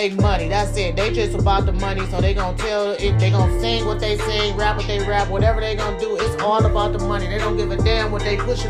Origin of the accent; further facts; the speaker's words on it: Cleveland, Ohio, United States; I'm from the west side of Cleveland, Ohio.